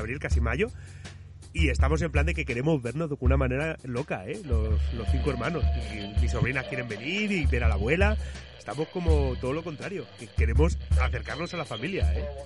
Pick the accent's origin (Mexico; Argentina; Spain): Spain; nosotros como españoles